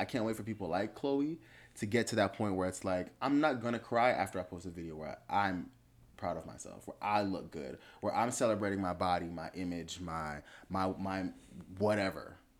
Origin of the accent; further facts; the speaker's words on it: Miami, Florida, United States; I grew up in Miami